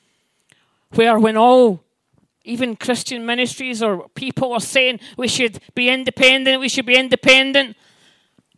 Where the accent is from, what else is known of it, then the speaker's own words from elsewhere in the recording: Scotland, United Kingdom; me as a Scottish person